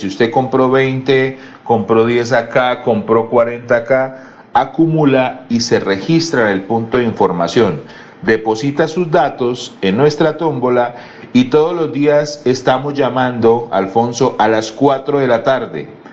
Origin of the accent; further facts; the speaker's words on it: Bucaramanga, Santander, Colombia; todos los que somos de Bucaramanga y el área de influencia